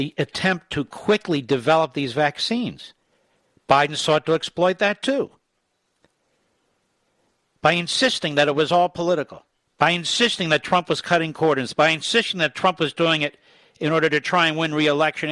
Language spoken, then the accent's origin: English; Philadelphia, Pennsylvania, United States; now in Virginia, United States; I'm from Philadelphia, Pennsylvania. And I live in Virginia.